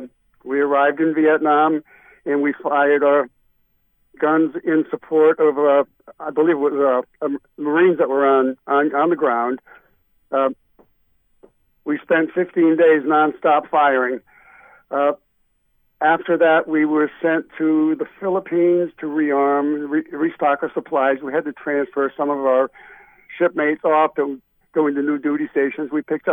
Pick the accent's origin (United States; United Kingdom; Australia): United States; Rhode Island; now in Connecticut, United States; Yeah, well, I've been living in Connecticut ever since the the collision of the Evans. Prior to that, I was born and raised in Rhode Island, and been a lifelong musician.